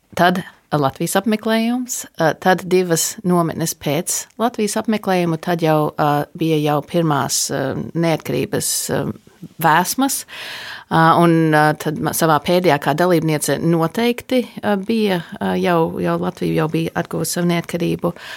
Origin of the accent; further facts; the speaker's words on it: United States; Es esmu dzimusi un augusi ASV